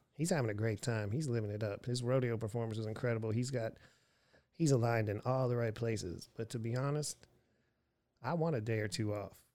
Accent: Erie, Pennsylvania, United States; moved away; also born or lived in Houston, Texas / Austin, Texas; Erie, Pennsylvania, my hometown

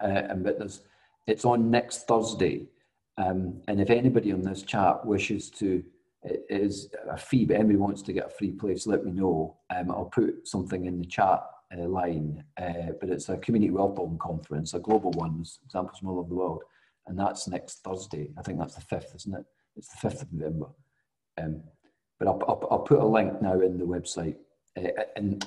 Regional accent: Scotland, United Kingdom; I'm Scottish

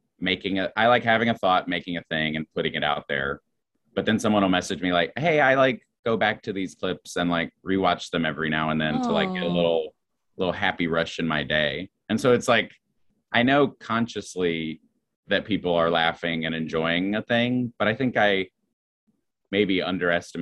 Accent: Roanoke, Virginia, United States; moved away as an adult; also born or lived in New Jersey / Chicago; now in New York, United States; I grew up in Roanoke, Virginia.

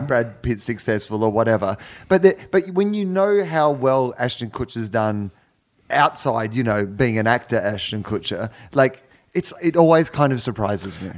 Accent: country Victoria, Australia; Rural, yeah, country Victoria, about three hours drive sort of east of Melbourne

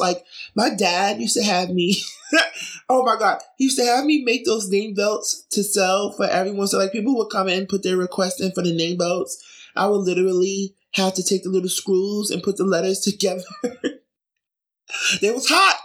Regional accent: New York City, New York, United States; also born or lived in Brooklyn; I grew up in Jamaica, Queens.

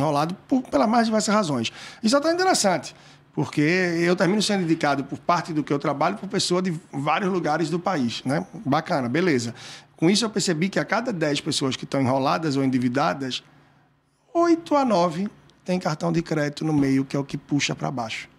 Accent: Brazil

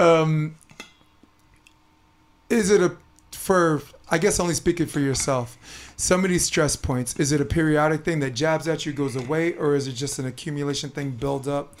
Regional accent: New York City, New York, United States; I am from Brooklyn, New York

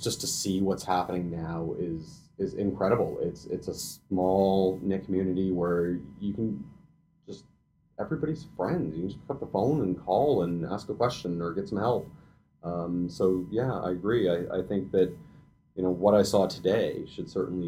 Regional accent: Canada; as Canadians and as Canadian chefs

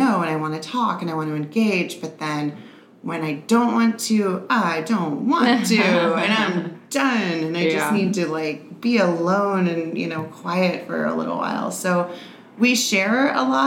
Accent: New Orleans, Louisiana, United States; now in San Diego, United States; I'm originally from New Orleans

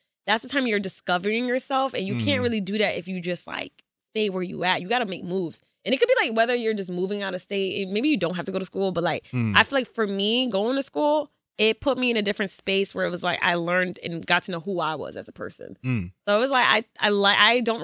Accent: Trumbull, Connecticut, United States; also born or lived in Stamford, Connecticut; I was born there, but I grew up, like, in Trumbull

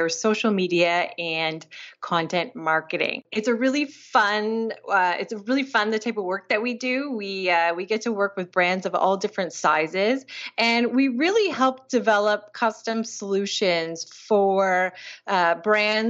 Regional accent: Grand Bend, Ontario, Canada; moved away as an adult; now in Toronto, Canada; I grew up in a small town in southwestern Ontario called Grand Bend.

